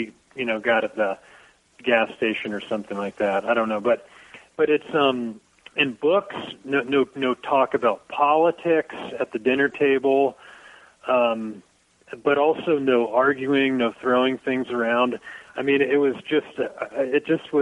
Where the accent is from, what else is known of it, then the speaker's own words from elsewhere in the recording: Dayton, Ohio, United States; now in Livingston, United States; where I grew up. I mean, Ohio, Dayton